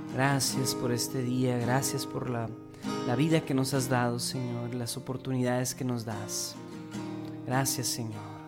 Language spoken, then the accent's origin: Spanish; Mexico; como iglesia mexicana